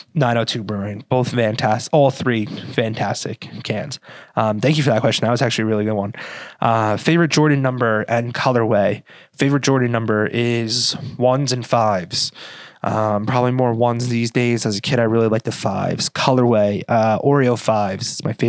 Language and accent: English; Ireland; And that could be a little biased because I am Irish. My coworkers like to say that I say I'm Irish a lot.